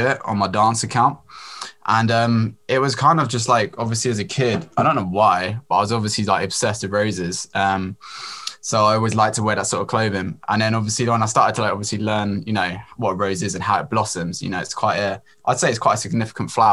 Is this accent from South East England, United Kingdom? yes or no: yes; Brighton, South East England, United Kingdom; I'm from Brighton, UK.